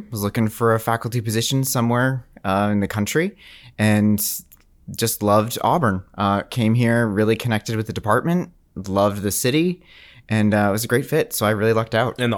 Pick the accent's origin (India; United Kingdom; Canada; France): Canada; my dad would, would make a big deal that we are French Canadian. We're not just French. We're French Canadian.